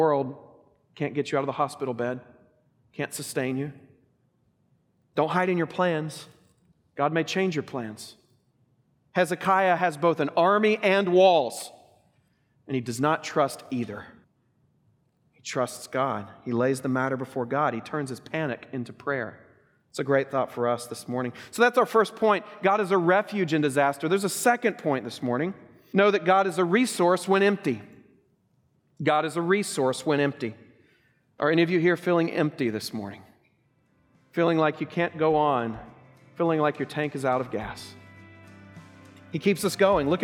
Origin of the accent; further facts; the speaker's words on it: Oklahoma, United States; growing up in Oklahoma